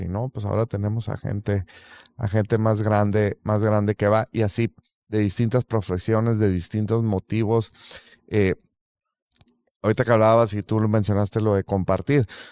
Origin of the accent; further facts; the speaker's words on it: Mexico; mexicanos que sabemos hacer muy buena cerveza